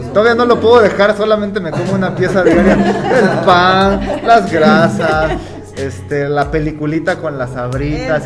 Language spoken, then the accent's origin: Spanish; Mexico; como todo mexicano